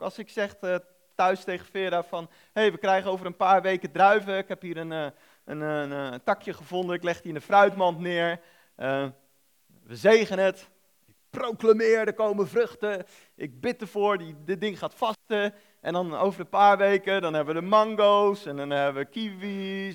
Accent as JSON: {"language": "Dutch", "town": "The Hague", "region": "South Holland", "country": "Netherlands", "moved": "yes", "said": "ik kom oorspronkelijk uit Den Haag tegen het Westland aan"}